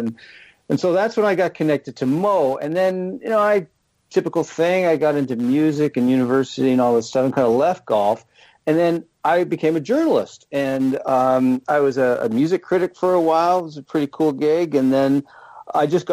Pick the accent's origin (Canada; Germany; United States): Canada; London, Ontario; I grew up in London, Ontario, in southern Ontario.